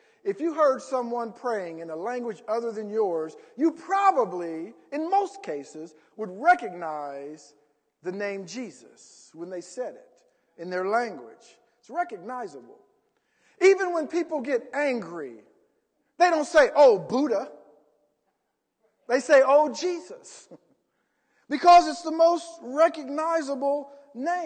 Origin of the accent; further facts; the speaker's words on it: Columbus, Ohio, United States; now in Indiana, United States; growing up back in Columbus